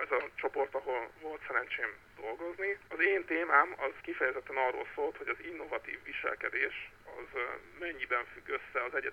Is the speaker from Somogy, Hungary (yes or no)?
yes; Kaposvár, Somogy, Hungary; also born or lived in Fonyód; now in Tihany, Hungary; Én eredetileg Kaposvári vagyok, és Fonyódon töltöttem a szüneteimnek, a hétvégéimnek a döntő többségét